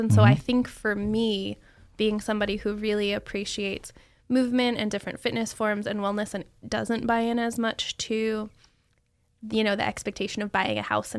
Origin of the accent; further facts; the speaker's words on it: Monroe Township, New Jersey, United States; now in Boise, United States; I grew up in New Jersey